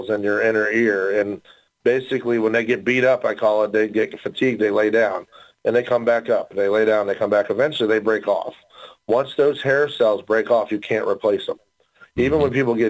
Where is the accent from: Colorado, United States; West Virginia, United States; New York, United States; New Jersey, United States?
West Virginia, United States; I am from West Virginia